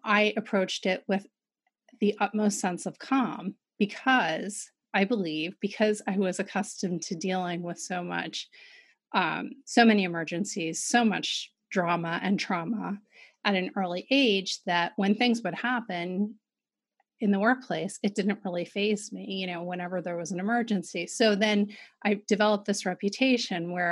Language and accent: English; Philadelphia, Pennsylvania, United States; I grew up in West Philadelphia